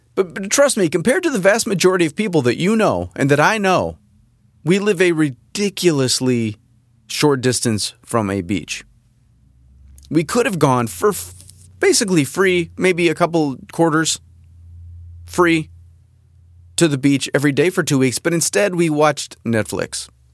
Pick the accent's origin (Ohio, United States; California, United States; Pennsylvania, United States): California, United States; Southern; moved away; also born or lived in Rochester, New York; I grew up here in California, in Southern California.